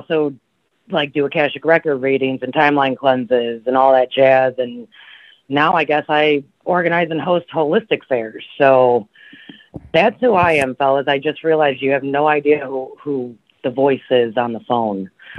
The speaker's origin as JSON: {"language": "English", "town": "Waukegan", "region": "Illinois", "country": "United States", "tie": "born or raised there", "moved": "as an adult", "lives_now": "Georgia, United States", "said": "Yeah, far north. I was born and raised in Waukegan, Illinois."}